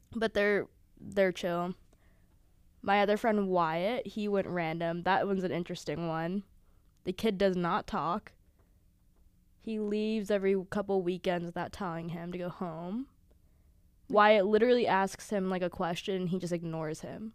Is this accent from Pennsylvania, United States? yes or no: yes; Sewickley, Pennsylvania, United States; moved away as an adult; I'm from Pittsburgh, Pennsylvania, Swickley, to be specific